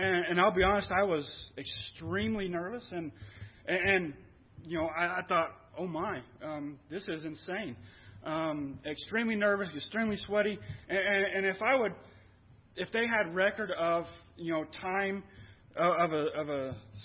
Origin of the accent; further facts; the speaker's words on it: Guymon, Oklahoma, United States; born and raised in Guymon, went through high school.